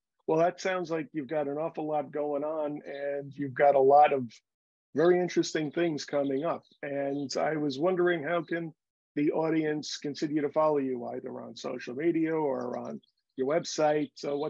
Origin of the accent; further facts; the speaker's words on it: Bronx, New York, United States; I was born in Union Hospital off the Grand Concourse and Fordham Road, and then I grew up on Bainbridge at Bedford Park, right near Moshalloo Parkway.